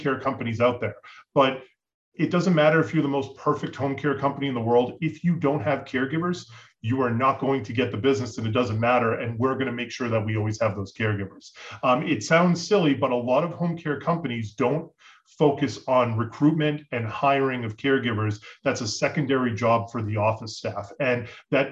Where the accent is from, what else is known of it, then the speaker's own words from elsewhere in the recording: Boston, Massachusetts, United States; moved away as an adult; also born or lived in Colorado / Florida; I'm from New England, from Boston.